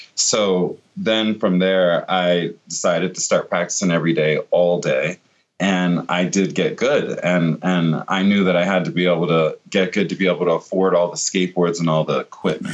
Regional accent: Virginia Beach, Virginia, United States; I grew up in Virginia Beach in, in Norfolk, Virginia area

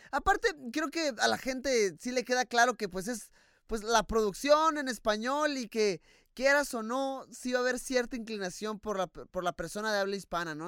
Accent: Mexico; soy mexicano, soy latino

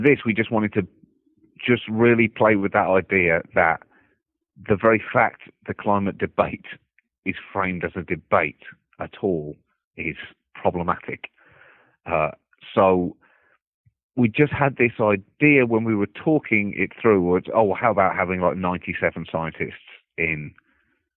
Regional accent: United Kingdom; moved away as an adult; now in United States; me as a British person

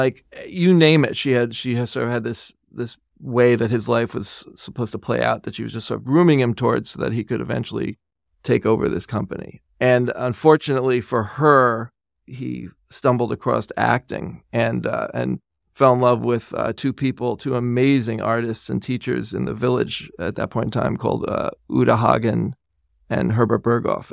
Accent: New York, United States; I was born and raised in New York.

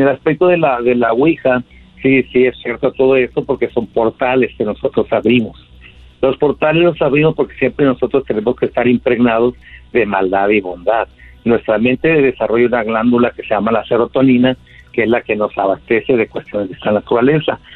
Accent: Catemaco, Veracruz, Mexico; moved away as an adult; now in Mexicali, Mexico; Yo soy de Mexicali, de Catemaco, Veracruz, pero estoy aquí en Mexicali, Baja California, porque aquí, tiene, aquí viven mis hijos.

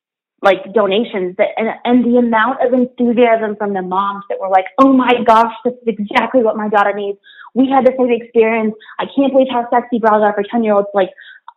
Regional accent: Wyoming, United States; now in New York City, United States; So I'm from Wyoming, which is not a super diverse place. But I recently moved to New York City

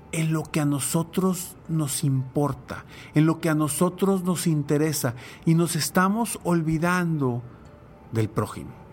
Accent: Mexico; como mexicanos podemos pedir y exigir cambios positivos

